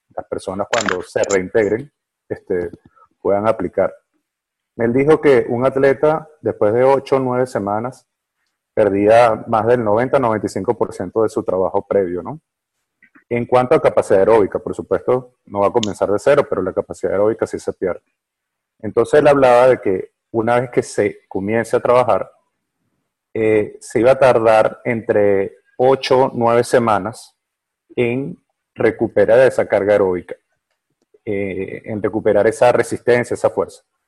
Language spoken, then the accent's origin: Spanish; Venezuela; aquí en Venezuela, yo soy de Venezuela